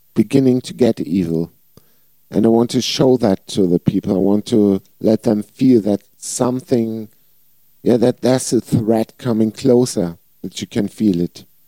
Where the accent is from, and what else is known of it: Flensburg, Schleswig-Holstein, Germany; born or raised there